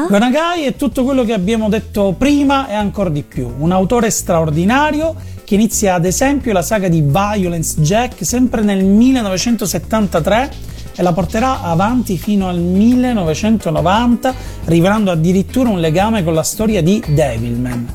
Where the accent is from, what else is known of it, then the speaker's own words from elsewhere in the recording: Italy; noi siamo italiani e siamo abituati a studiare a scuola la Divina Commedia